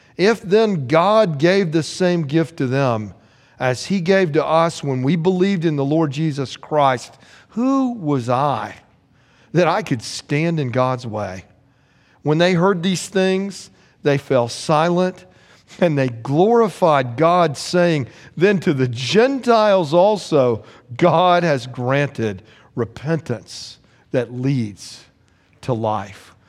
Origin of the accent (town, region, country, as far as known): United States